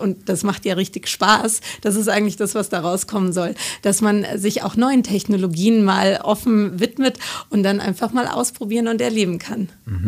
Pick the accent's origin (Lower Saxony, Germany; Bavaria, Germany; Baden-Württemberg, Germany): Bavaria, Germany; Munich; als Münchner